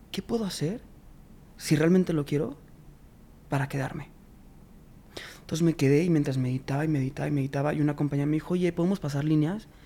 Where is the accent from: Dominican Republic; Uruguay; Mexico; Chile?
Mexico; Yo pues, vengo, soy, soy … vengo desde México.